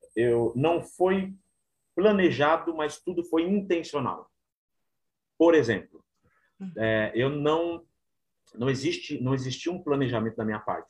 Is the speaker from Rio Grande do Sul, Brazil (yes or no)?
no; São Paulo, Brazil; Eu nasci na Assembleia de Deus, né? Uma igreja bem humilde na na região aqui de São Paulo, na zona sul de São Paulo, na cidade de Ademar